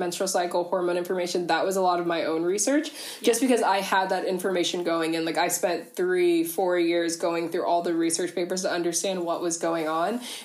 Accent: Ohio, United States; moved away as an adult; now in Canberra, Australia; I'm originally from the US, from over in Ohio, but I'm actually in Australia

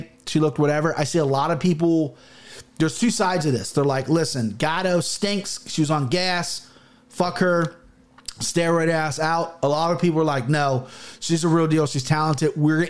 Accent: Midwest, United States; I'm an American Christian, okay? I'm a Midwest blooded American.

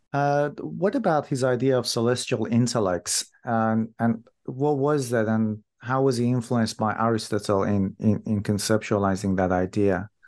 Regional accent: Iran; moved away; I'm from Iran myself

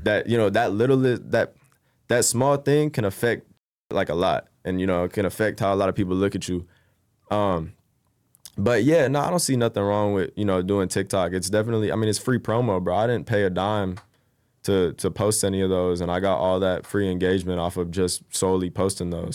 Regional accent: Bay Area, California, United States; also born or lived in Roseville, California / Rocklin, California; I moved out to the Bay Area, uh, when I was about, like, ten, yeah, like, ten, eleven. And, you know, uh, went to middle school there. Actually, I finished off elementary there, went to middle school, graduated high school in the Bay

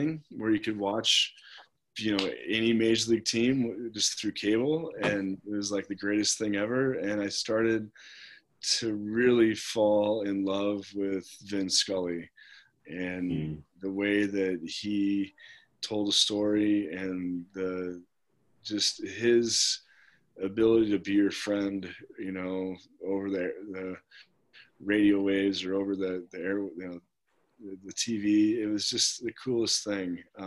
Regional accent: Denver, Colorado, United States; also born or lived in Kansas City, Missouri; my family moved to Denver in 1982

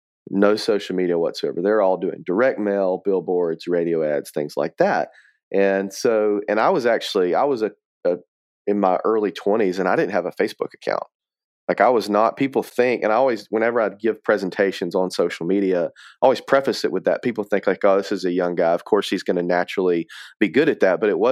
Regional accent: Atmore, Alabama, United States; also born or lived in Mobile; so I was born in Mobile, Alabama, which is where I live now. Was raised in a small town of Atmore, Alabama.

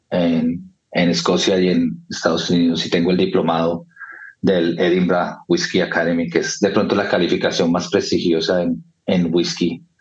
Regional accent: Bogotá, Colombia; moved away as an adult; also born or lived in London; soy de Bogotá, Colombia, em, y dejé Colombia ya hace casi 20 años, en el 2004 me fui a vivir a Londres

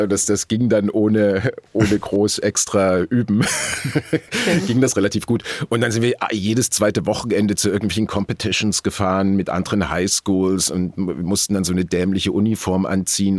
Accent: near Dresden, Saxony, Germany; moved away; die 80er Jahre äh, hinter Dresden, wo ich aufgewachsen bin

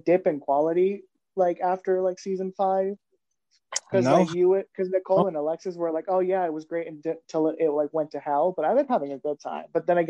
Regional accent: El Salvador; moved away; when like people find out that I'm like from El Salvador, they're like, oh wow, your English is really good.

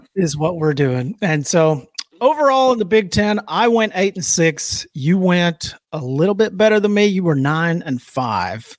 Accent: Alabama, United States; I'm from Alabama. We're not used to this shit.

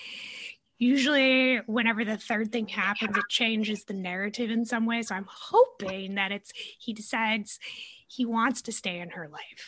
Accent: Minnesota, United States; I'm from Minnesota and like live in the city

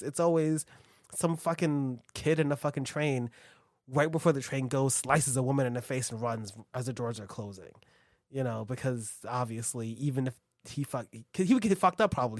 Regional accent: United States; we're American.

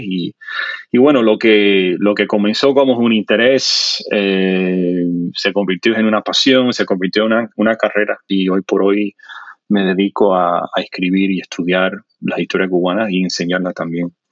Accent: South Florida, United States; first language English; Spanish is a second language; also born or lived in New Jersey; now in Miami, United States; me crié fundamentalmente en el sur de la Florida, aunque no en Miami en particular

